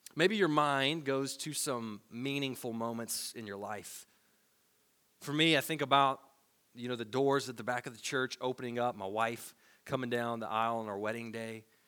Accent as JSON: {"language": "English", "region": "Tennessee", "country": "United States", "tie": "born or raised there", "said": "Growing up in Tennessee"}